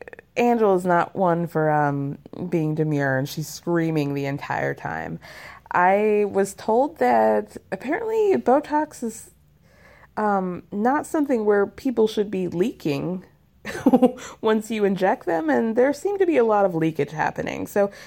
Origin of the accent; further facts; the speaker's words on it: Georgia, United States; I'm from North Georgia. I grew up there for most of my life.